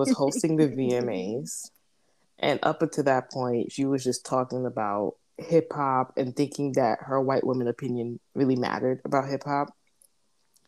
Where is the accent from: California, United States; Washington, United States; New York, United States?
New York, United States; as a New Yorker